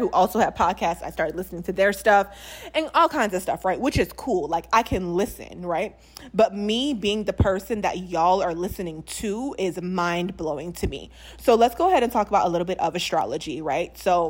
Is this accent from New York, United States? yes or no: no; New Orleans, Louisiana, United States; if you guys didn't know, I'm from New Orleans. So people will always be like, you're not from New Orleans.